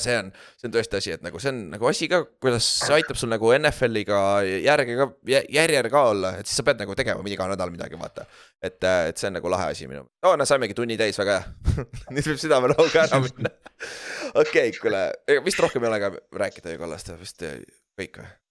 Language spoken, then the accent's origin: Estonian; Orissaare, Saare County, Estonia; moved away as an adult; also born or lived in United States; ma olen mingi suvakas eestlane